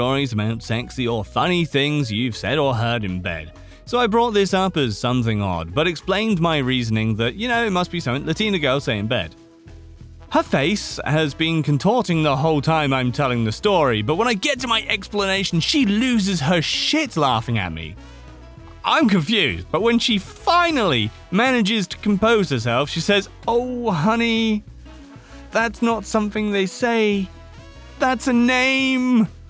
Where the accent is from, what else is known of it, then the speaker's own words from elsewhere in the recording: Slovakia; English is a second language; This happened a long time ago when I was about 12 years old. I'm from Slovakia, where we have this really weird tradition during Easter.